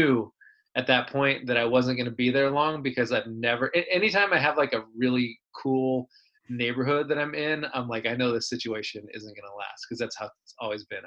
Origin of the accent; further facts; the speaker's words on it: Del Rey, California, United States; I grew up in Del Rey, which is between Sanger and Selma